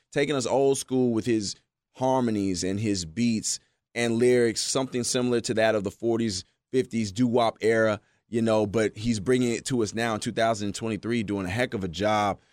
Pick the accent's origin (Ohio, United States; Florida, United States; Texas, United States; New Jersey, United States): Texas, United States; growing up in Texas